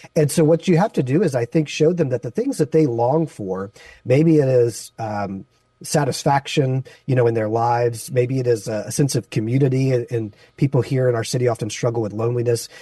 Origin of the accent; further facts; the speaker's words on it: Baton Rouge, Louisiana, United States; moved away as an adult; also born or lived in Las Vegas, Nevada; now in San Francisco, United States; my wife and I grew up in Baton Rouge, Louisiana, and we met at church